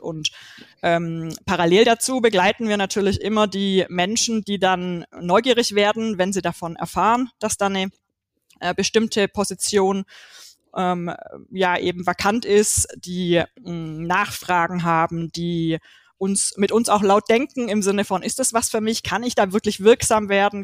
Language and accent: German; Swabia, Baden-Württemberg, Germany; ich komme aus dem Schwabenländle